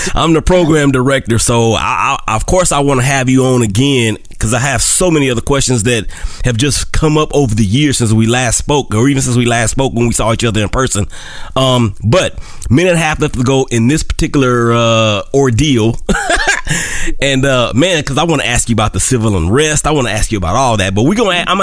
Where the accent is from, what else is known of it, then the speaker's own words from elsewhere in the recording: Oakland, California, United States; also born or lived in Monroe; And you know, Monroe is is our hometown, uh, but I'm from Monroe by way of Oakland, California.